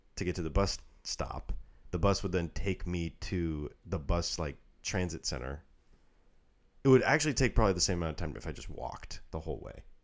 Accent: Redmond, Washington, United States; moved away; where I grew up in Redmond, Washington

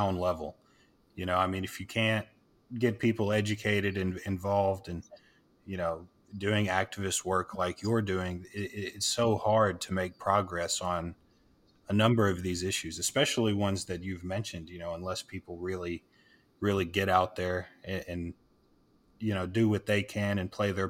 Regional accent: the South, United States; now in Texas, United States; I'm born and raised in the South

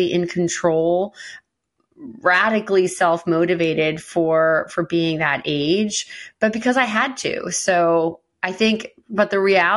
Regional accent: Westchester County, New York, United States; I grew up in Westchester County, to parents who were immigrants from Norway

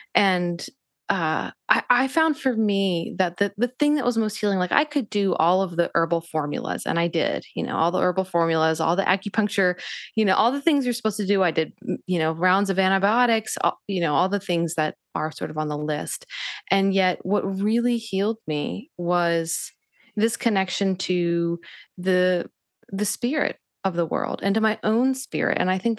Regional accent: Northeast, United States; And that was partially, you know, my upbringing. I, you know, growing up in the Northeast, and I had a very much an internalized belief system that to be spiritual was at odds with being intellectual.

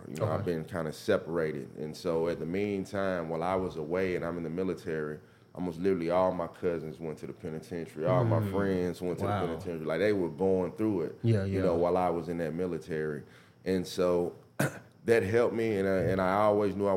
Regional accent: Mississippi, United States; also born or lived in Memphis, Tennessee; I grew up in Bend County, Mississippi. So it's right outside of Holly Springs

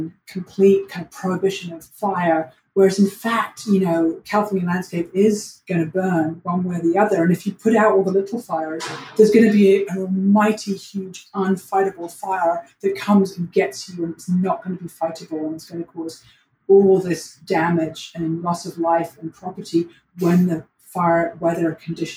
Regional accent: London, United Kingdom; also born or lived in New York; now in Los Angeles, United States; I'm originally from London, England

